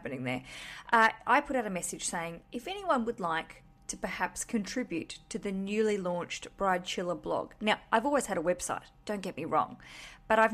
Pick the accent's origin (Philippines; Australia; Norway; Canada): Australia; now in London, United Kingdom; I'm Australian. I live in London.